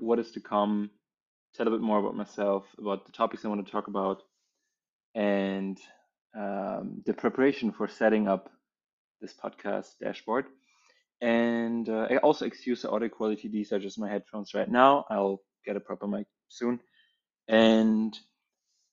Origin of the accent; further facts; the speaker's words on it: Germany; also born or lived in Berlin; I grew up in Germany.